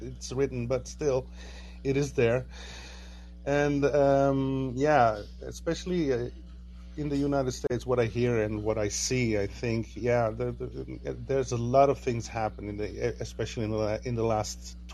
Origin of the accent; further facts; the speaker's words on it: Netherlands; I'm from the Netherlands